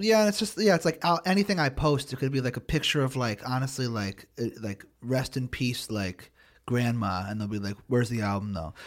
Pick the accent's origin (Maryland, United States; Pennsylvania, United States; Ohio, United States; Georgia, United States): Pennsylvania, United States; Philadelphia; I'm from Philly